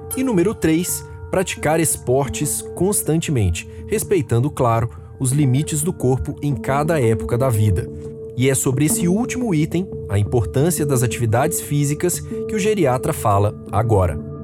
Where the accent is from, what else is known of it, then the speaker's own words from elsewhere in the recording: Belo Horizonte, Minas Gerais, Brazil; lá da minha terra, Belo Horizonte